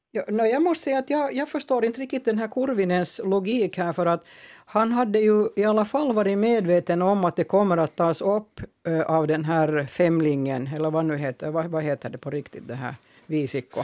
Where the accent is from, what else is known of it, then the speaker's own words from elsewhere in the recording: Finland; Jag är också finlandssvensk.